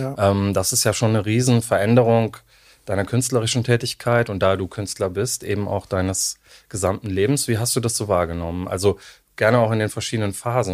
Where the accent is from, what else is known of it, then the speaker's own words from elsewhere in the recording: Cologne, North Rhine-Westphalia, Germany; ich komme auch aus Köln